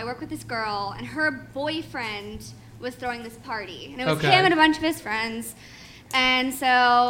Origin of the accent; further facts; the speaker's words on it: Nashville, Tennessee, United States; I'm from Nashville